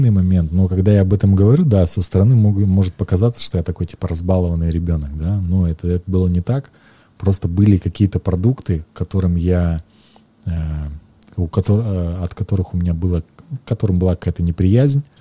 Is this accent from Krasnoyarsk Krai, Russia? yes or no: yes; Krasnoyarsk, Krasnoyarsk Krai, Russia; Здесь, в Красноярске